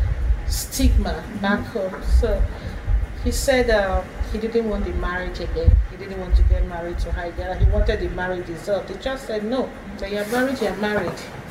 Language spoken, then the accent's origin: English; Nigeria; the first place we settled in Eastern Nigeria, maybe that was in 13 something. Then gradually we started migrating from that place and to own hometown, our village.